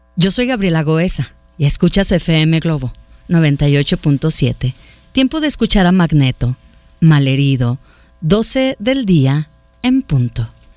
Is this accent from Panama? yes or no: no; Autlán, Jalisco, Mexico; now in Guadalajara, Mexico; yo no soy de Guadalajara, yo soy de Autlán.